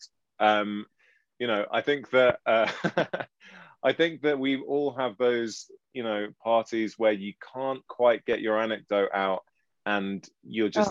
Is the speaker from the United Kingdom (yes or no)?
yes; England, United Kingdom; after she bullied me for 2 months for being English